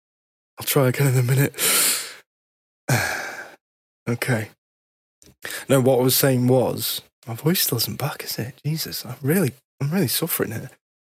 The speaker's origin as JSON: {"language": "English", "country": "United Kingdom", "said": "As a British F1 fan, I love F1. I'm a British fan."}